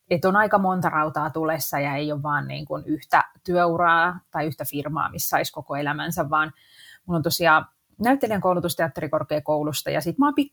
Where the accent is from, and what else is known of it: Helsinki, Uusimaa, Finland; born or raised there